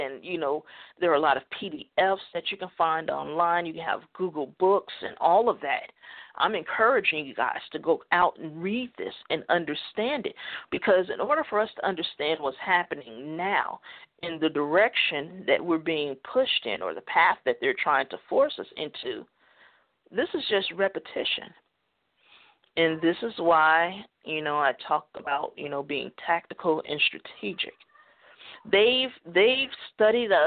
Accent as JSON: {"language": "English", "country": "United States", "said": "I'm an American"}